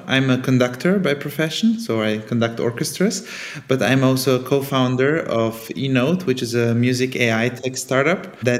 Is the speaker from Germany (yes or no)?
yes; Germany; first language Italian; also born or lived in Sofia, Bulgaria / Italy; I was born in Sofia in Bulgaria. Then my family moved to Italy when I was 1 year old. So Italian was kind of my first actual conscious language, together with Bulgarian, of course. And then we moved to Germany when I was 6, on the French border.